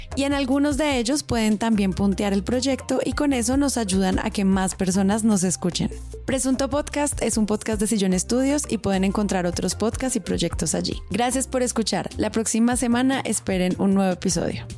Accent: Colombia; como colombianos

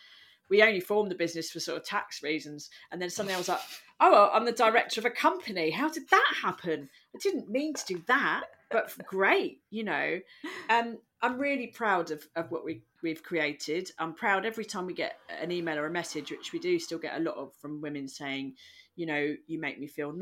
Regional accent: London, United Kingdom; She was literally born on the other side of the world. And I'm from London.

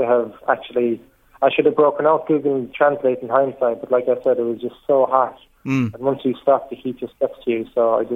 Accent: Ireland; I was from Ireland

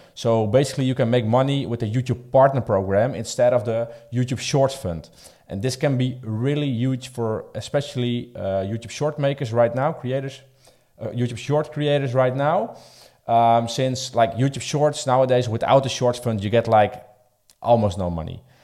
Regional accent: Netherlands; I'm coming from the Netherlands.

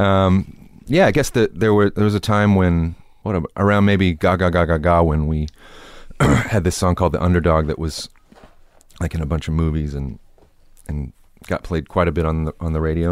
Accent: Temple, Texas, United States; I didn't mind it when I was growing up there.

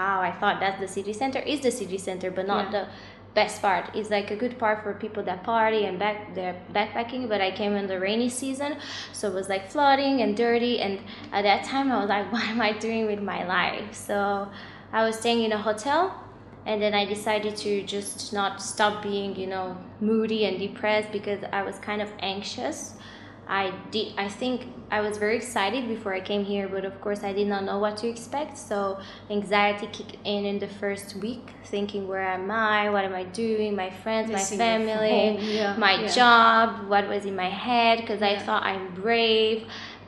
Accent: Craiova, Dolj, Romania; moved away as an adult; also born or lived in Bucharest, Romania; now in Ho Chi Minh City, Vietnam; I am raised in Romania, in a town in south from the capital. Okay. It's called Craiova.

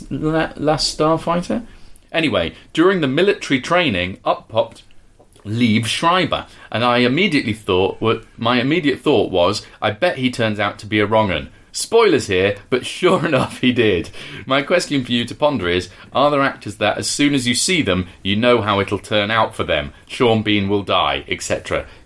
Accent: South East England, United Kingdom; now in Dorset, United Kingdom; then I'm from Sussex. Uh, live in Dorset and work in a combination of Saudi Arabia, China, and Australia.

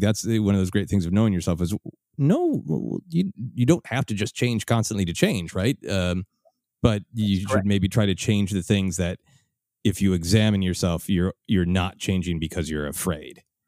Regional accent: Minneapolis, Minnesota, United States; now in Los Angeles, United States; my hometown of Minneapolis

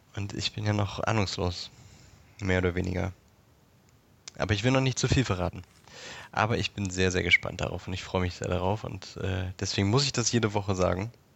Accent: Berlin, Germany; wo ich in Berlin geboren bin

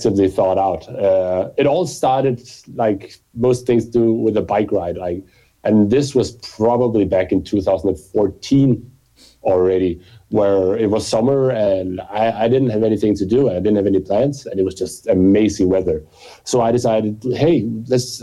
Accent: Copenhagen, Capital Region of Denmark, Denmark; I grew up here in Copenhagen and have been living

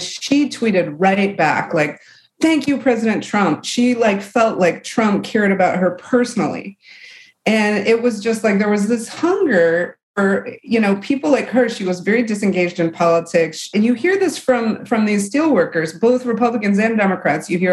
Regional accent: Michigan, United States; I'm from the Rust Belt. I'm from Michigan

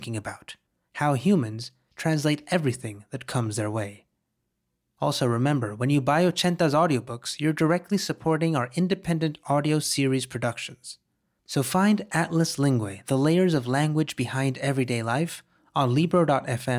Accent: Mexico; growing up in Mexico, I remember listening to the tale of La Llorona.

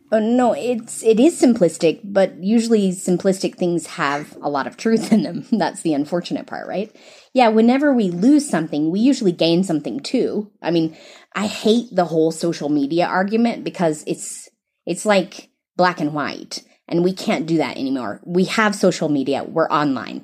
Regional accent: the South, United States; accent: American; moved away as an adult; also born or lived in East Africa; now in Kenya; I'm from the South in the United States. You can tell I'm American by my accent.

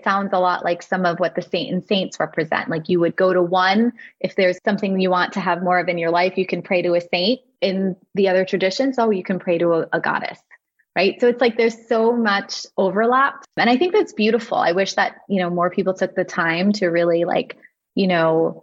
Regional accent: New York, United States; moved away as an adult; now in New Jersey, United States; I grew up in New York

